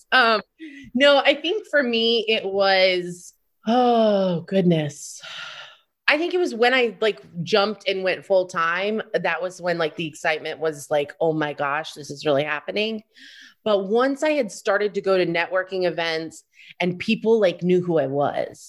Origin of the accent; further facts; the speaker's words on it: Florida, United States; moved away; also born or lived in New York City; I grew up in Florida